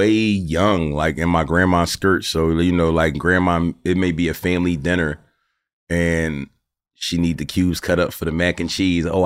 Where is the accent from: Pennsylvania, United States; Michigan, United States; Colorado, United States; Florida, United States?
Pennsylvania, United States; Philadelphia; Where I'm from, I grew up on Jim's. West. Okay. On 62nd Street.